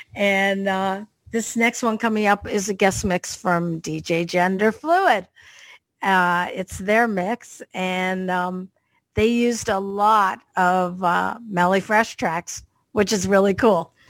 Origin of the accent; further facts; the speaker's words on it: Canada; I'm a Canadian girl from Canada, but my parents were British